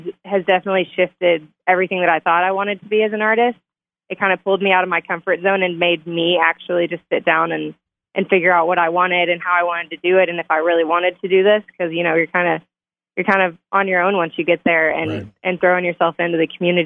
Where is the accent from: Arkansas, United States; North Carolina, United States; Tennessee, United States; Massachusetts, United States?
Arkansas, United States; Little Rock; also born or lived in Los Angeles; now in Nashville, United States; born and raised in West Little Rock